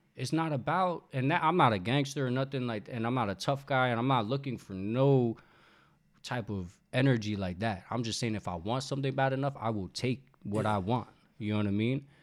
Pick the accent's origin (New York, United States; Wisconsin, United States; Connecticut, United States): New York, United States; moved away as an adult; also born or lived in the South; now in Los Angeles, United States; I'm from New York, but I, I spent a little bit of time in the South